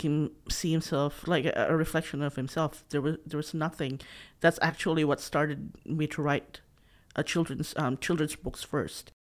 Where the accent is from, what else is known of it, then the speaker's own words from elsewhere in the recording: Philippines; English is a second language; moved away as an adult; also born or lived in Sydney, Australia; now in Australia; So I grew up, um, talking in my dialect, and then I had to talk in the national language in Tagalog in the Philippines, and then English